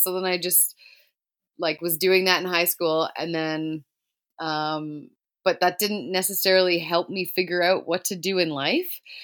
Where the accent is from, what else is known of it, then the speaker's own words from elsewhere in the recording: Brampton, Ontario, Canada; also born or lived in Toronto; now in Caledon, Canada; I grew up in Brampton, Ontario, and lived there basically my whole life